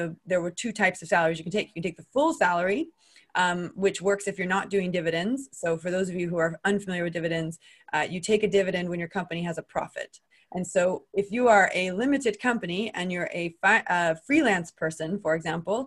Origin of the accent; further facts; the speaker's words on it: United States; accent: American; moved away as an adult; also born or lived in Switzerland; now in United Kingdom; I'm American. You can tell from my accent.